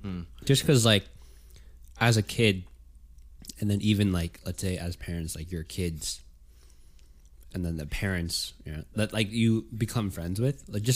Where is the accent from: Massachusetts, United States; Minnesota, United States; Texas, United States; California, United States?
California, United States; It's like, oh, like we're from Cali.